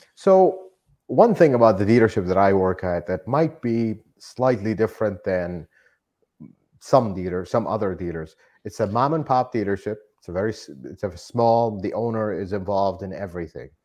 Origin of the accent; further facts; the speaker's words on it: Iraq; moved away as an adult; now in United States; I am not originally from here. I'm from Iraq. I immigrated here